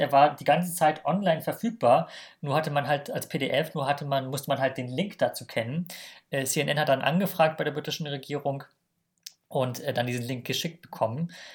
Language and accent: German; Germany; als Deutsche haben wir das natürlich, leben wir natürlich in einer Bubble